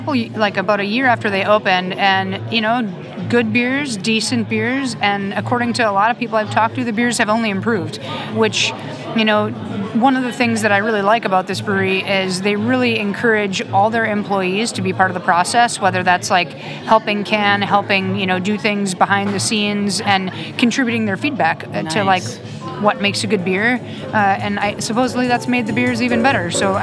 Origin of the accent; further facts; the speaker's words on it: Minnesota, United States; I'm from Minnesota.